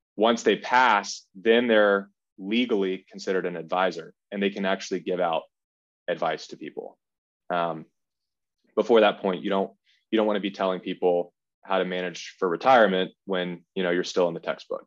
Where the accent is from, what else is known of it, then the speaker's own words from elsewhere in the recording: Kennesaw, Georgia, United States; I'm from Kennesaw, Georgia, which is about an hour north of Atlanta